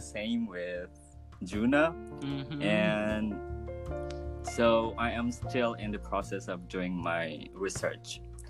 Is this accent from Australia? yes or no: no; Kandangan, South Kalimantan, Indonesia; English is a second language; also born or lived in Banjarmasin; I was born and raised in Kandangan, which is the capital city of Hulu Sungai Selatan Regency.